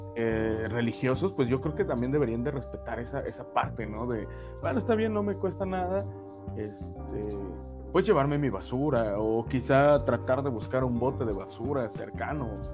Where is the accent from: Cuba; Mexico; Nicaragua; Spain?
Mexico; como mexicano